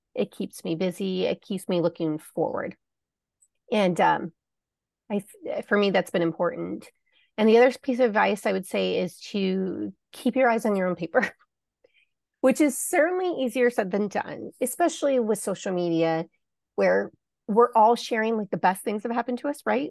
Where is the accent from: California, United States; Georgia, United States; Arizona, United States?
Arizona, United States; I'm from Arizona, so I grew up in the Old West